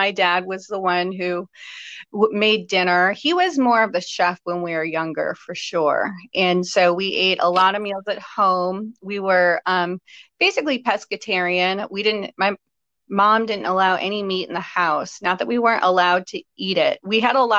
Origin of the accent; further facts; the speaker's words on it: Chicago, Illinois, United States; growing up in Chicago